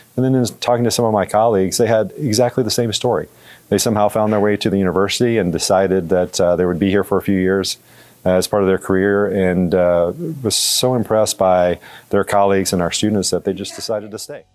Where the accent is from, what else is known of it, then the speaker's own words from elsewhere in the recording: Georgia, United States; moved away as an adult; also born or lived in Florida; now in Missouri, United States; I grew up in Georgia